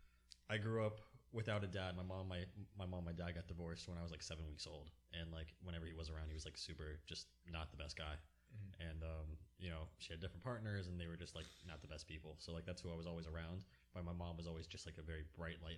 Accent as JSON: {"language": "English", "town": "Lake Worth Beach", "region": "Florida", "country": "United States", "tie": "born or raised there", "said": "I grew up in Lake Worth"}